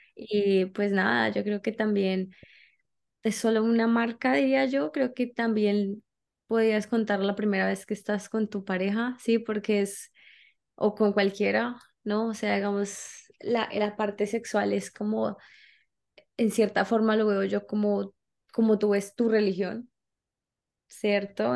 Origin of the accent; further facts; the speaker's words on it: Colombia; now in United States; soy colombiana, eh, pues, empecé a viajar desde hace mucho tiempo